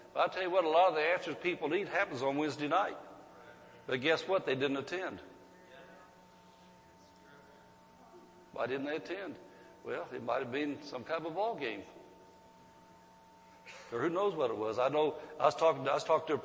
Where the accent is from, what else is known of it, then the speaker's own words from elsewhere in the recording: Centerville, United States; I was raised in Centerville